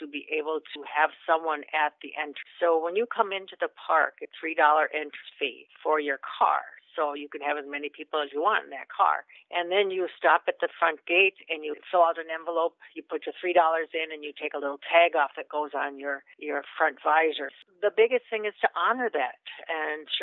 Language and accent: English; Minnesota, United States; now in Citrus County, Florida, United States; I'm from Minnesota